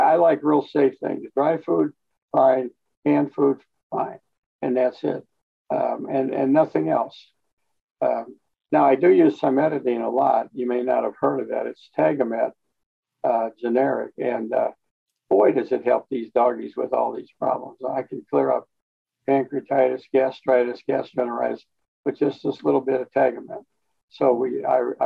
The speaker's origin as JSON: {"language": "English", "town": "East St. Louis", "region": "Illinois", "country": "United States", "tie": "born or raised there", "also_born_or_lived": "Colorado / Newfoundland", "moved": "as an adult", "lives_now": "Hot Springs Village, United States", "said": "We moved back to East St. Louis, and my mom raised us there in that area"}